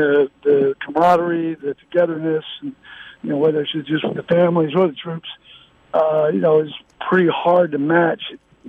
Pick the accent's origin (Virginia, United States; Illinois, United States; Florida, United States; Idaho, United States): Virginia, United States; Virginia Beach; also born or lived in Norfolk; I was born in Norfolk, Virginia, and we lived in Virginia Beach growing up.